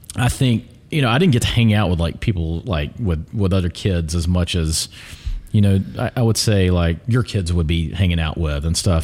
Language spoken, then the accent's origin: English; Pelham, Alabama, United States; I grew up in Pelham